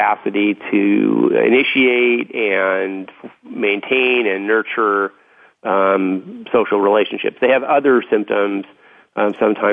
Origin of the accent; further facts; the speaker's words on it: Los Angeles, California, United States; I grew up in West Los Angeles in the Santa Monica Mountains